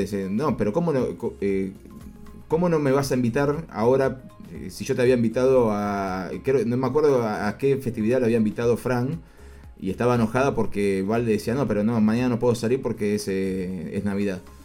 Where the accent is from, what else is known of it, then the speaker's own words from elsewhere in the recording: Argentina; nosotros somos todos argentinos